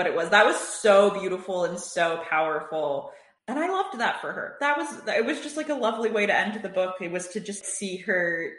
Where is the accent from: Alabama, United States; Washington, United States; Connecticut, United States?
Connecticut, United States; I grew up in Connecticut on the Metro North Line